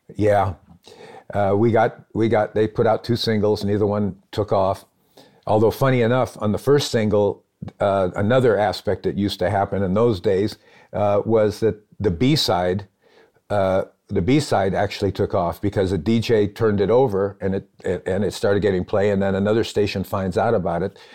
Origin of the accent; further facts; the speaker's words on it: Phoenix, Arizona, United States; also born or lived in Los Angeles; now in Nashville, United States; I'm from Phoenix and I love it there